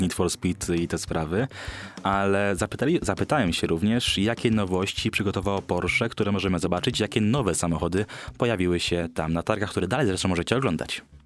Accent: Poznań, Greater Poland, Poland; jestem z Poznania

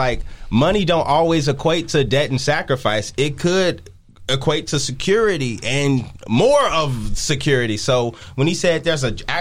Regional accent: Chicago, Illinois, United States; born or raised there

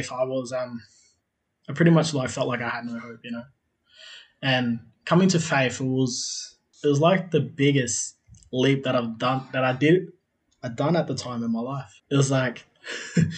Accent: South Australia, Australia; also born or lived in Adelaide; now in Melbourne, Australia; I'm originally from South Australia. I currently live in Melbourne. I was born in Adelaide, but I was raised out on a country. I was raised out on a country town called Sojourner. So I grew up in one of those small communities, like basically a mission, which was called Coonabarra.

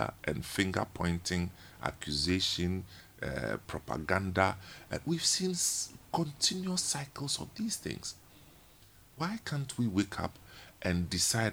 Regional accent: Ghana

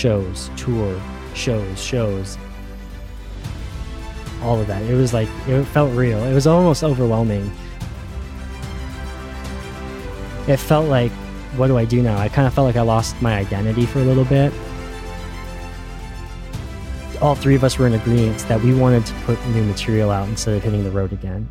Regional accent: Phoenix, Arizona, United States; But I was born and raised here in Phoenix my entire life.

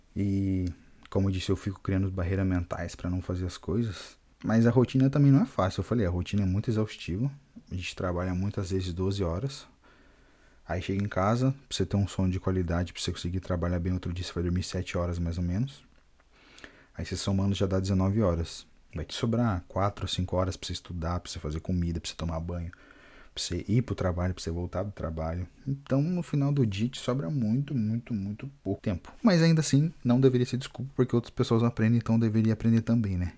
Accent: Brazil; first language Portuguese; moved away as an adult; now in Japan; enquanto brasileiro

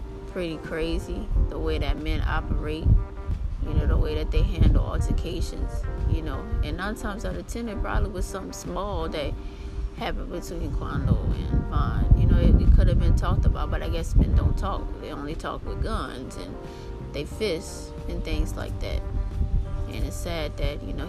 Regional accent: New Orleans, Louisiana, United States; I'm from New Orleans

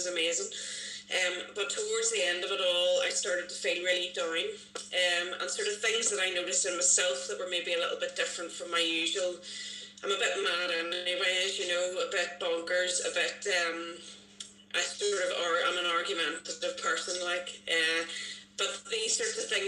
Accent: Bangor, United Kingdom; I am from Bangor

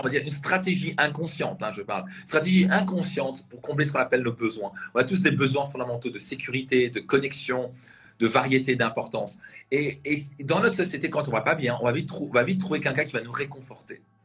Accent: Strasbourg, Grand Est, France; je viens de la région de Strasbourg.

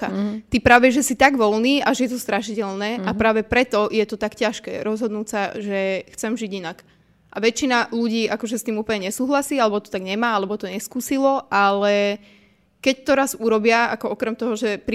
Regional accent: Považská Bystrica, Trenčín Region, Slovakia; Povazka Bystrica, moje rodné mesto

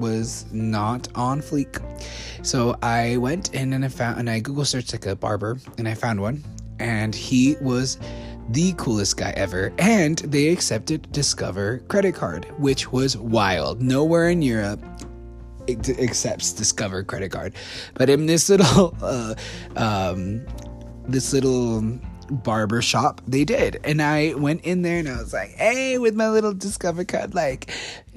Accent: Utah, United States; I'm from the States. And he's like, oh, what part? I'm like, from Utah

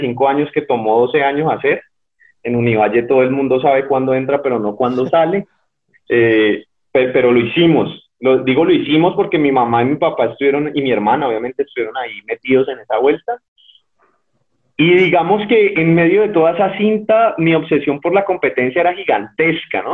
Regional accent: Cali, Valle del Cauca, Colombia; nací en Cali en el, en el hospital, un hospital que queda frente al, terminal, el hospital público

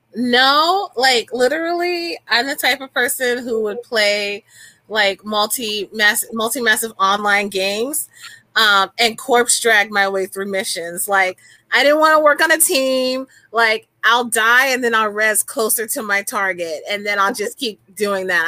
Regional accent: New Orleans, Louisiana, United States; I'm from New Orleans, so the root working is like natural to me

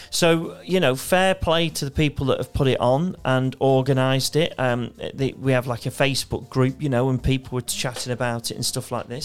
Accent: United Kingdom; as British sort of kids

